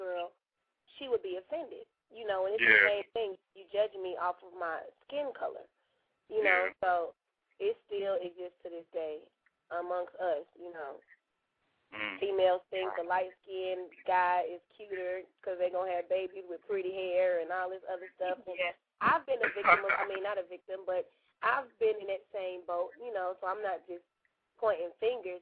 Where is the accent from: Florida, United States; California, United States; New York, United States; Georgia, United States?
Georgia, United States; Atlanta; I'm straight from Atlanta